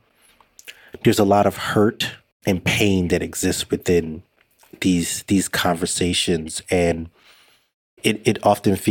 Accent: United States; I'm an American. Hold an American passport

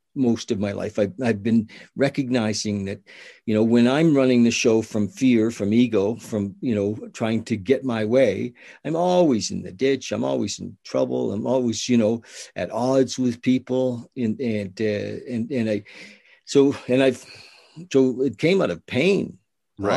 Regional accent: the Maritimes, Canada; I'm from the Maritimes.

